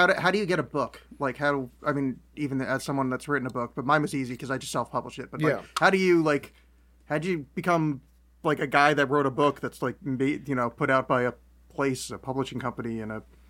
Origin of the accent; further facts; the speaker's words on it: East Coast, United States; They are all confusing to me because I grew up in the East Coast.